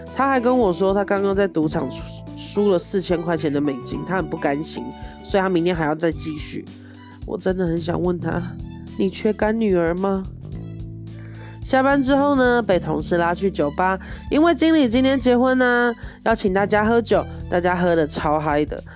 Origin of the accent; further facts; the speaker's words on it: Taiwan; moved away; 我是在台湾出生的， 然后我是台湾人